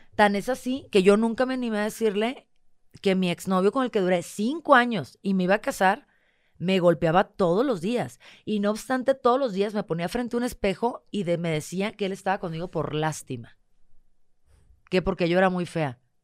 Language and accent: Spanish; northern Mexico, Mexico; moved away as an adult; soy norteña